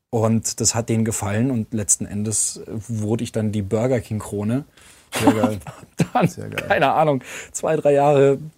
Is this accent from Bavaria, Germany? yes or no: yes; Munich, Bavaria, Germany; now in Berlin, Germany; Also ich habe ähm, als gebürtiger Münchner, ähm, und das sehe ich bei vielen Münchnern, dass die ganz schwer aus ihrem Nest kommen.